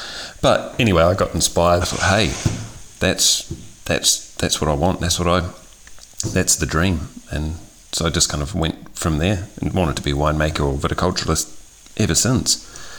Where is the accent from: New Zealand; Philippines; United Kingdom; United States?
New Zealand; moved away; So I'm originally from New Zealand.